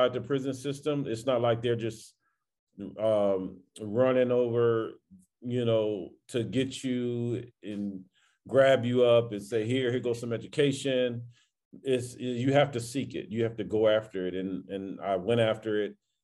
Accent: Los Angeles, California, United States; I grew up in South Central Los Angeles in the 80s, 70s, and the 80s

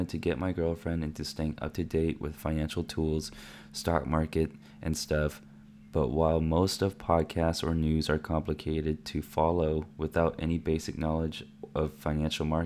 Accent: Granby, Quebec, Canada; Since I'm from Canada, Granby, we have some other particular accounts

